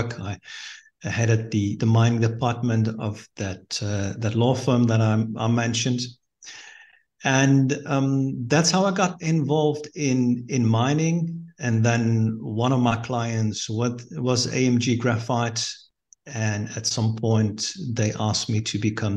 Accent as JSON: {"language": "English", "country": "Netherlands", "tie": "born or raised there", "moved": "as an adult", "lives_now": "Mozambique", "said": "I'm born and raised in the Netherlands"}